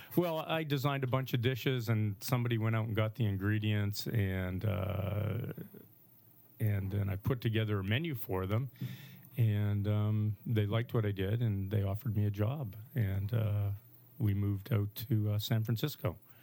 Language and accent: English; Saskatchewan, Canada; moved away; I grew up in Saskatchewan